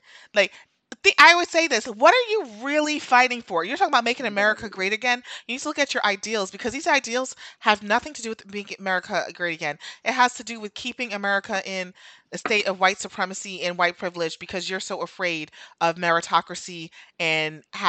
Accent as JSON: {"language": "English", "town": "New York City", "region": "New York", "country": "United States", "tie": "born or raised there", "said": "I listen, I grew up in New"}